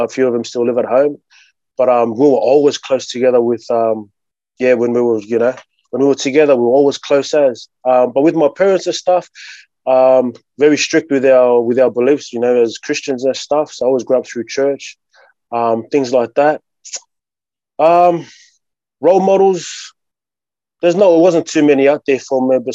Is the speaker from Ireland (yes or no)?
no; Sydney, New South Wales, Australia; I've always grown up in Sydney, man, you know, like with myself, a Tongan background, but I was born in Australia